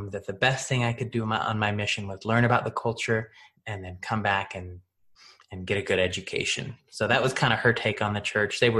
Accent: Washington, United States; washington state mainly eastern yeah. western we bounced around

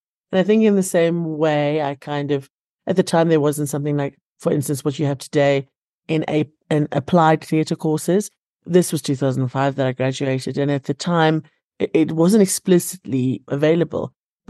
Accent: Cape Town, Western Cape, South Africa; now in Johannesburg, South Africa; And because I had this theater degree, I came up to Joburg from Cape Town.

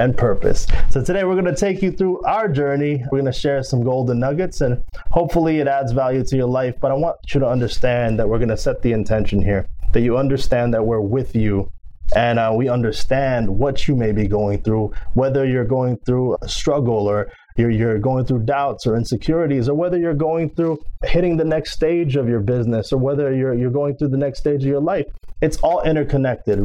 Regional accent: Philippines; first language Filipino; English is a second language; moved away; also born or lived in Dallas, Texas / Brooklyn, New York / Houston; So I'm Filipino. I was raised in the Philippines. I speak Filipino. I was born in Dallas, Texas.

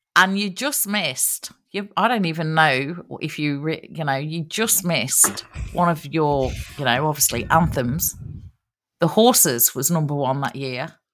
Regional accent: Nottingham, East Midlands, United Kingdom; Nottingham is my hometown

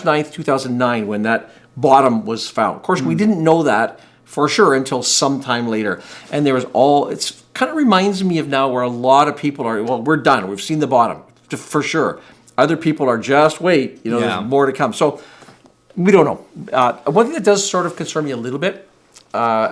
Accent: Canada; as a Canadian person here

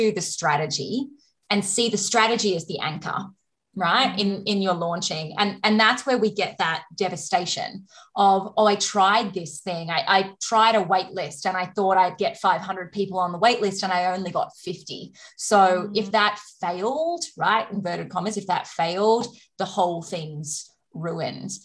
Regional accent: Australia; I'm Australian

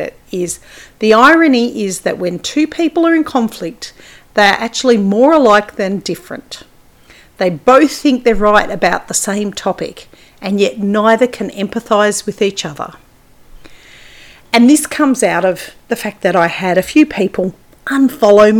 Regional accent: Australia; also born or lived in Papua New Guinea; I was born in Australia after living overseas.

